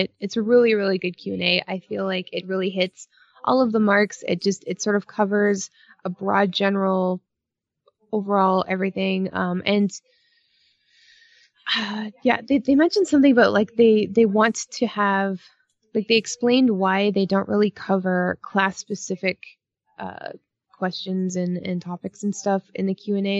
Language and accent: English; Canada; I'm Canadian